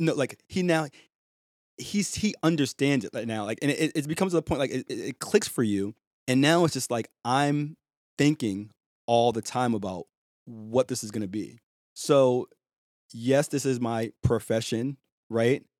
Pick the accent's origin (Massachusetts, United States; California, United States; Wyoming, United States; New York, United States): Massachusetts, United States; Boston; with a A H at the end instead of E R, 'cause I'm from Boston